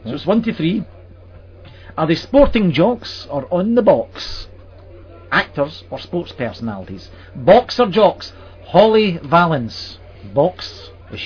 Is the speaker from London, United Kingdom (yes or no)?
no; Glasgow, Scotland, United Kingdom; also born or lived in Edinburgh; I've spent about 18 years in Glasgow, about the same again in Edinburgh, then back to Glasgow for a few more years.